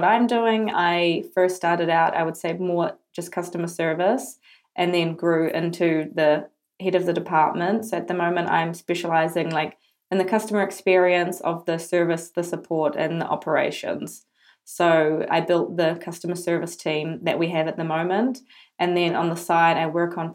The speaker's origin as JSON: {"language": "English", "country": "New Zealand", "moved": "as an adult", "lives_now": "Amsterdam, Netherlands", "said": "I'm originally from New Zealand, as you can probably tell with my super strong accent. And I've been living in the Netherlands for the last 3 years"}